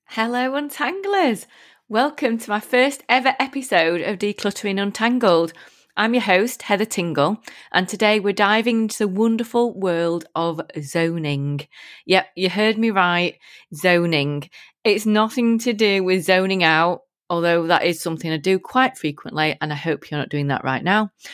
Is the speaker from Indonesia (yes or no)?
no; United Kingdom; I'm proper British